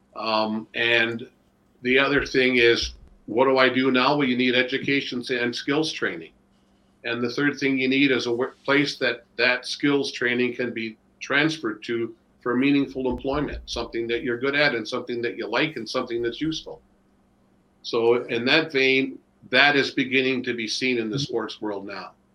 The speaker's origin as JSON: {"language": "English", "town": "Toronto", "region": "Ontario", "country": "Canada", "tie": "born or raised there", "moved": "as an adult", "lives_now": "Buffalo, United States", "said": "we grew up in Etobicoke"}